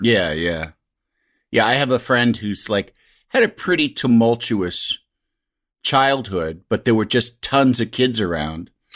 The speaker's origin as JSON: {"language": "English", "town": "Yorkville", "region": "Illinois", "country": "United States", "said": "I'm from Yorkville, Illinois"}